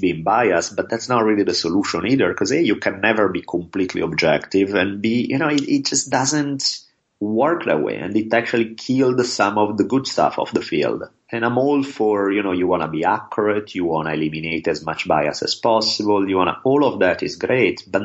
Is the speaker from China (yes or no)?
no; Italy; now in Los Angeles, United States; growing up in Italy